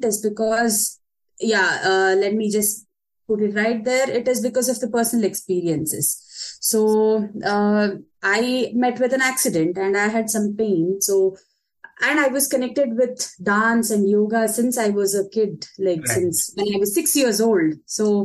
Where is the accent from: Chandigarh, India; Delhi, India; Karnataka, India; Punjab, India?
Karnataka, India; Bangalore; moved away as an adult; now in Munich, Germany; I come from the South Indian city, Bangalore